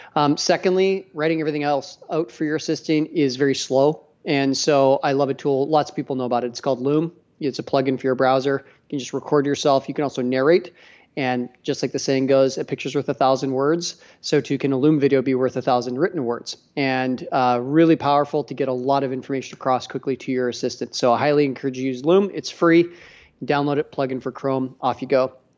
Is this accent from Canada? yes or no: yes; Edmonton, Alberta, Canada; I'm a Canadian, too